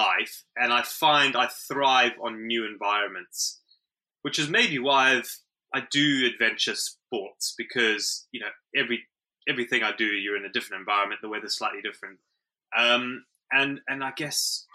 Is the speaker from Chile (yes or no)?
no; South Africa; also born or lived in Zimbabwe / United Kingdom; now in Wales, United Kingdom; I was born in Zimbabwe. I grew up in South Africa. I live in Wales